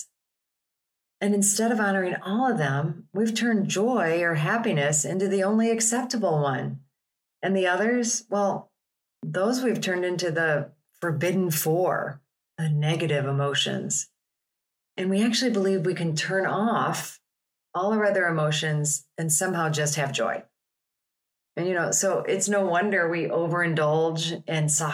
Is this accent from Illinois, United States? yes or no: yes; Chicago, Illinois, United States; I'm from Chicago.